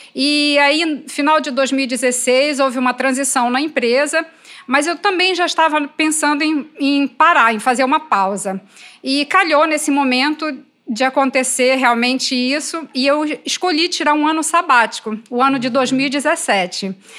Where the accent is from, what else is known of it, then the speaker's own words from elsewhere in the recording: Pará, Brazil; eu sou paraense